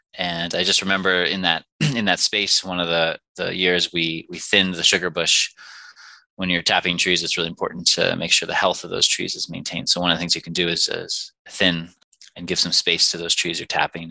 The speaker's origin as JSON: {"language": "English", "area": "Finger Lakes region", "region": "New York", "country": "United States", "said": "I hail from the Finger Lakes region in New York"}